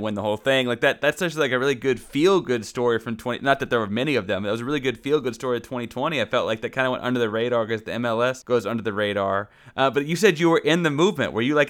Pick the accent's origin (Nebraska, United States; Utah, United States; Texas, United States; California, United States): Texas, United States; Austin; also born or lived in Houston, Texas; I was born in Houston, and then we moved to Austin, kind of like, you know, a college town, like University of Texas